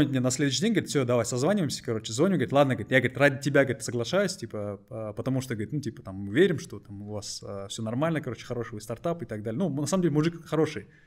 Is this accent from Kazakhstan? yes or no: yes; Kazakhstan; просто так сложилось географически, что мы из Казахстана, хотя у нас стартап хороший.